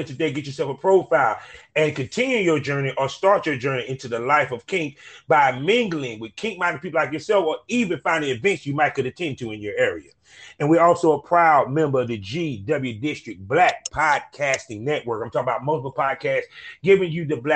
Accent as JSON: {"language": "English", "region": "North Carolina", "country": "United States", "accent": "country twang", "said": "I am from North Carolina. I'm a country boy"}